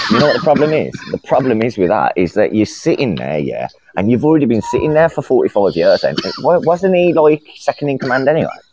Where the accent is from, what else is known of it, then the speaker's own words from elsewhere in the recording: Birmingham, West Midlands, United Kingdom; I'm not from fucking Dudley, you cunt. I'm from Birmingham